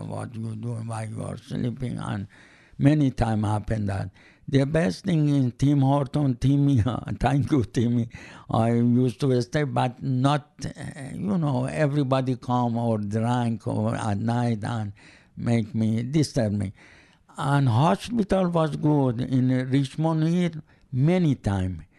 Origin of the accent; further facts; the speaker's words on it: Iran; English is a second language; moved away; I am from Iran